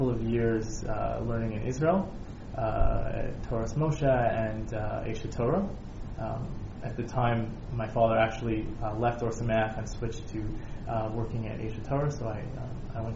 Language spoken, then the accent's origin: English; Toronto, Ontario, Canada; also born or lived in Denver, Colorado / Worcester, Massachusetts / Washington Heights, New York; born in Denver, moved to Worcester, which is a small town outside of Boston, Massachusetts. And then by the time I was nine, we moved to Toronto